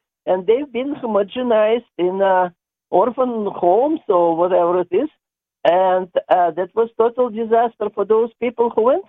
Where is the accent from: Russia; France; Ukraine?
Russia; Moscow; English is a second language; now in Indiana, United States; I was born in Moscow after the World War II.